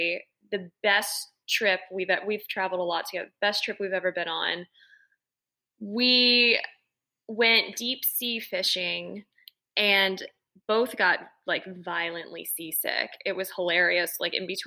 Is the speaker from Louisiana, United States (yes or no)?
yes; New Orleans, Louisiana, United States; growing up in New Orleans